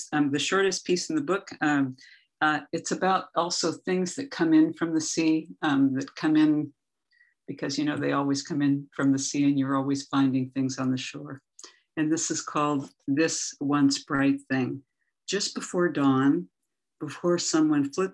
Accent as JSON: {"language": "English", "town": "Everett", "region": "Washington", "country": "United States", "moved": "yes", "lives_now": "Pacifica, United States", "said": "I'm from Everett, Washington"}